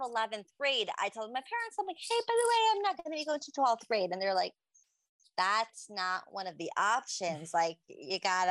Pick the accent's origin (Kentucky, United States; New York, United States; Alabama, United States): New York, United States; New York City; I grew up in Farakway and I also left early high school